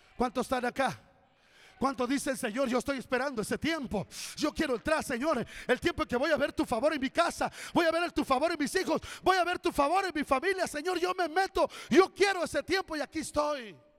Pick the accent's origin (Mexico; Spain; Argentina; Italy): Mexico; Corinto, Guerrero; also born or lived in Acapulco; Yo nací en la Sierra de Guerrero, en la vil pobreza